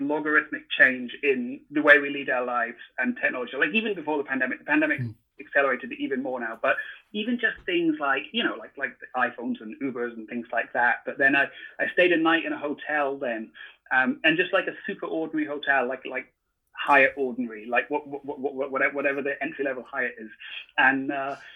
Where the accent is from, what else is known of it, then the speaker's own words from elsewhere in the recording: Scotland, United Kingdom; moved away as an adult; also born or lived in San Francisco; growing up in Scotland